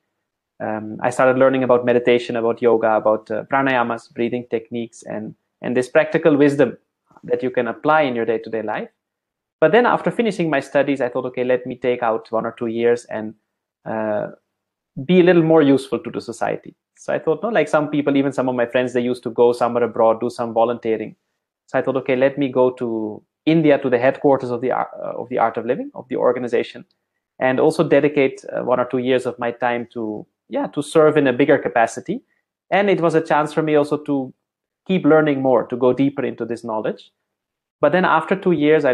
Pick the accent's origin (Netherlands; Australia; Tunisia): Netherlands; moved away; growing up in the Netherlands as a small boy